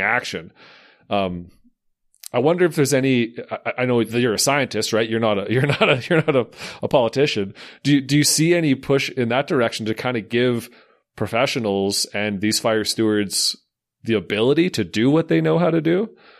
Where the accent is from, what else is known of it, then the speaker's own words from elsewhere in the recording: Slave Lake, Alberta, Canada; I'm from Slave Lake